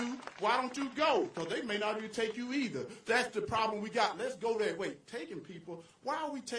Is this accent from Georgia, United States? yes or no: yes; Riceville, Georgia, United States; I'm this country boy from Riceville, Georgia.